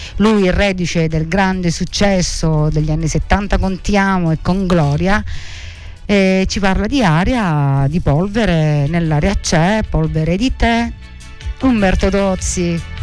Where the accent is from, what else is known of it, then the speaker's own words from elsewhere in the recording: Sicily, Italy; il nostro dialetto siciliano.